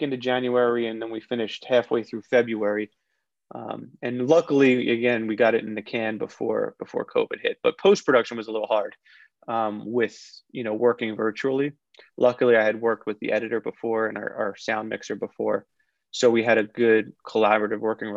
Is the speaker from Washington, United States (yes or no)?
no; Philadelphia, Pennsylvania, United States; I'm from Philly originally.